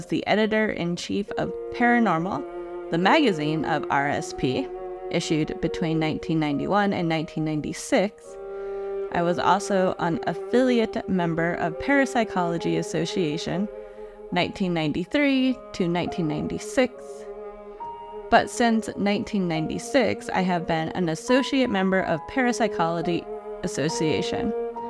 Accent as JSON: {"language": "English", "town": "Cluj", "region": "Cluj County", "country": "Romania", "tie": "born or raised there", "said": "being aroused by the research of certain recurrent spontaneous phenomena in a forest near my hometown of Cluj."}